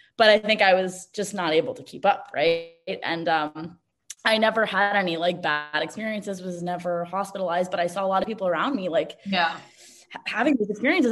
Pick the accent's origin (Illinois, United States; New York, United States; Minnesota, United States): New York, United States; New York City; moved away as an adult; now in Los Angeles, United States; I was born and raised in New York City on the Upper West Side and moved to LA after college